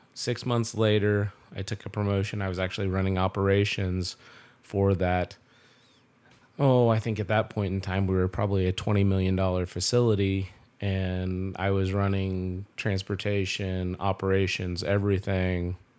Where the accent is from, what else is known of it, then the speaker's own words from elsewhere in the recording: Belleville, Kansas, United States; I grew up here in Belleville, um, uh, born and raised